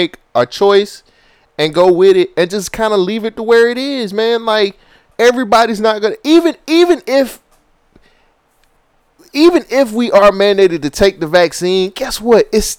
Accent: United States

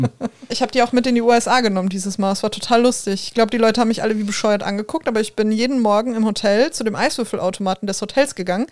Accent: Ruhr area, North Rhine-Westphalia, Germany; accent: Ruhrpott; first language German

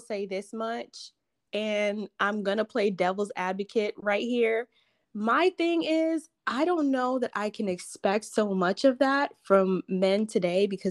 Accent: Lake Park, Florida, United States; I'm from Lake Park, Florida

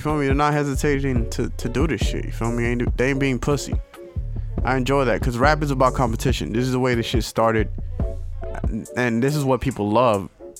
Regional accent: Jackson, United States; born there; I'm saying I was born in Jackson.

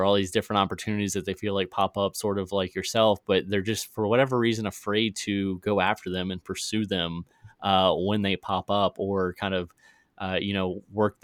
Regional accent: Virginia, United States; now in Missouri, United States; go back to Virginia, which is my home state

